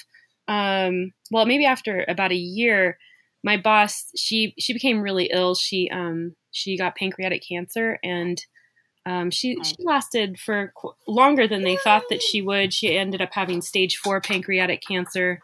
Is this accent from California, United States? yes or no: yes; California, United States; moved away; also born or lived in Portland / Oakland; I'm from California